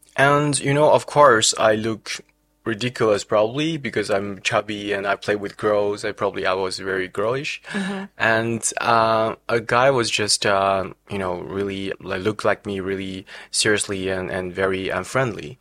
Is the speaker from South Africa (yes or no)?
no; China; moved away as an adult; also born or lived in France; now in Netherlands; I was born in China 1994. So I finished all my study in including bachelor in China